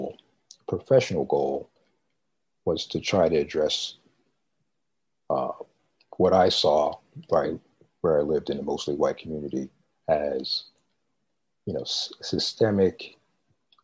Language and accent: English; Baltimore and New York City, East Coast, United States; moved away as an adult; also born or lived in Midwest; I grew up in Baltimore and in New York City